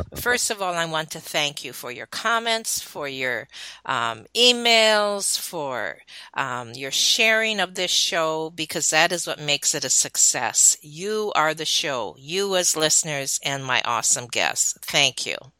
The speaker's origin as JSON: {"language": "English", "region": "Michigan", "country": "United States", "tie": "born or raised there", "said": "I was raised in Michigan."}